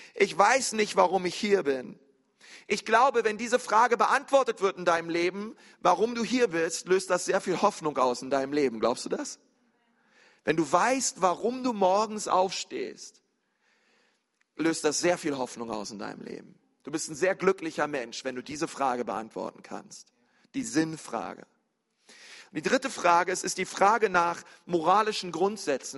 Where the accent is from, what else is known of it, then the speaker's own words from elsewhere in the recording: near the Uckermark, Brandenburg, Germany; In Brandenburg, in der Uckermark. Äh, gar nicht weit von meinem Heimatort